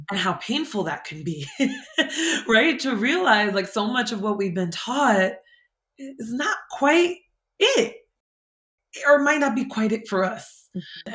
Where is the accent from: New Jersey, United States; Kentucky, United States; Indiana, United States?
New Jersey, United States; Jersey City; also born or lived in San Francisco, California; I grew up in Hudson County in Jersey City, New Jersey.